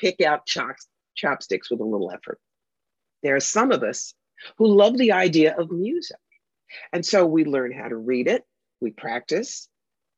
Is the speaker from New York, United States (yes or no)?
yes; New York, United States; I'm the New Yorker.